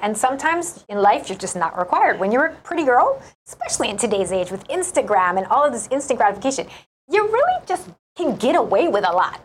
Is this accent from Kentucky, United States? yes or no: no; Pearl City, Hawaii, United States; Born and raised in Pacific Palisades, uh, the Leeward